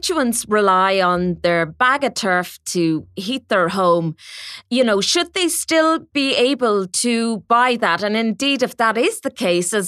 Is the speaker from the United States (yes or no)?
no; Midlands, Ireland; I grew up in the Midlands, surrounded by bogs